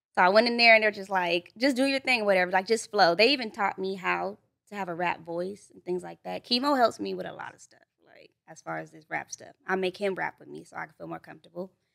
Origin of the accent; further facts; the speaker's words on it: Los Angeles, California, United States; also born or lived in Duarte, California; when I moved out this way, I was probably, like, five, so I grew up in, like, mid-city over there by the Pico